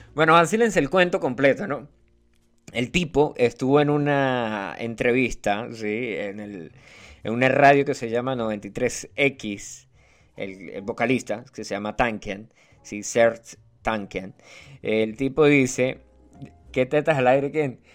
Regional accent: Venezuela; yo soy venezolano

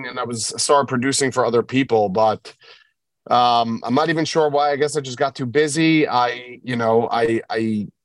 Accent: New York City, New York, United States; I grew up in Bell Harbor, New York, kind of like in between Brooklyn and the Five Towns.

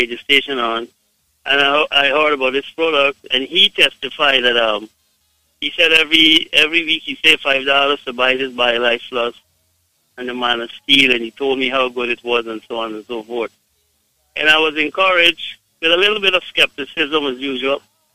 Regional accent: Guyana; moved away; I am from Guyana, but my wife is from Jamaica

